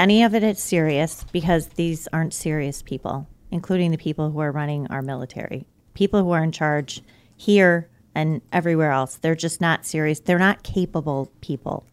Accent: suburban Chicago, Illinois, United States; suburban Chicago. I spent enough time there

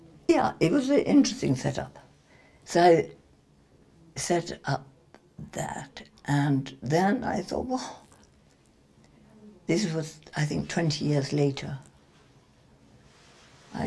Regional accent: England, United Kingdom; we're English

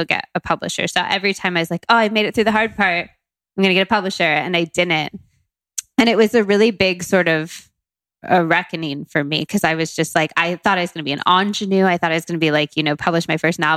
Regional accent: Modesto, California, United States; moved away as an adult; also born or lived in Tucson, Arizona / Berkeley, California / London, United Kingdom; now in New York, United States; I grew up half in Tucson, Arizona, and then half in Modesto, California, which isn't far from Sacramento

